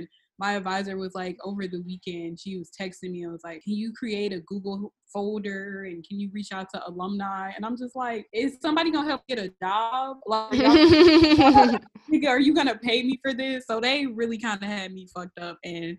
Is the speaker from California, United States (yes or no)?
no; St. Louis, Missouri, United States; moved away; I'm from St. Louis originally